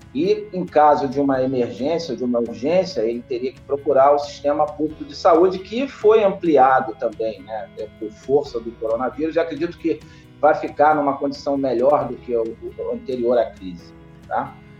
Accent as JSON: {"language": "Portuguese", "country": "Brazil", "said": "como brasileiro"}